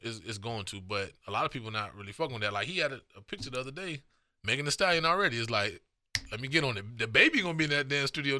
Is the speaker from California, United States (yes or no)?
no; North Miami, Florida, United States; I'm from North Miami.